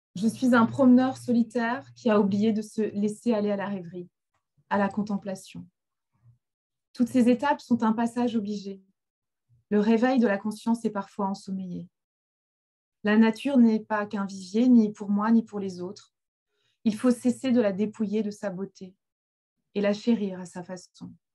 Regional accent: Finistère, Brittany, France; j'ai grandi dans le Finistère, donc j'ai grandi, euh, j'ai grandi au bord de la mer

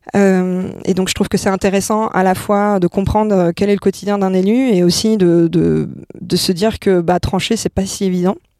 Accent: Monaco; now in Angers, France; je suis née, je suis née à Monaco et donc je suis française, donc je viens d'un milieu plutôt aisé

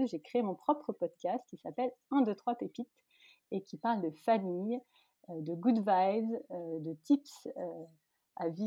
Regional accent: Paris region, Île-de-France, France; also born or lived in Malaysia; J'ai grandi en région parisienne, oui. Euh, bah, je suis née loin, je suis née en Malaisie.

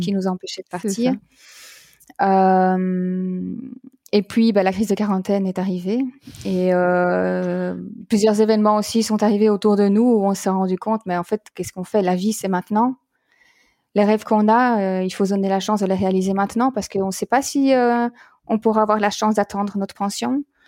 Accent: Belgium; en Belgique donc puisque je suis belge

